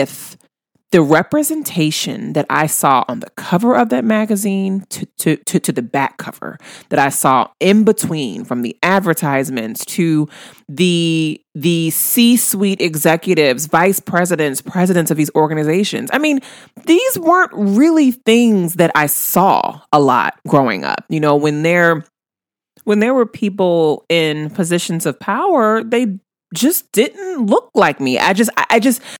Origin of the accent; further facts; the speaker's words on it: New Orleans, Louisiana, United States; my hometown of New Orleans